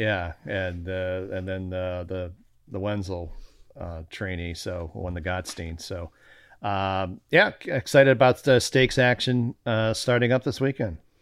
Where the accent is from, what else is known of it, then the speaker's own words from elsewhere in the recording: Chicago, Illinois, United States; I grew up in Chicago